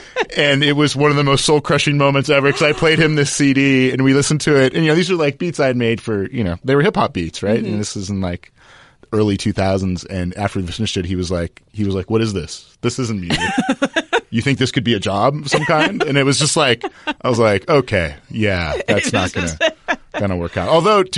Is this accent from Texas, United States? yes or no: no; Los Angeles, California, United States; I'm an LA native, you know, born and raised. I went to UCLA, went to USC. I grew up in the San Fernando Valley.